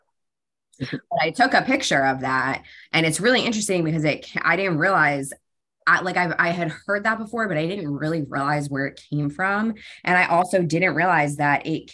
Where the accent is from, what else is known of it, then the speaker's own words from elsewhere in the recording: New York, United States; I grew up in New York, which is a decent place right outside New York City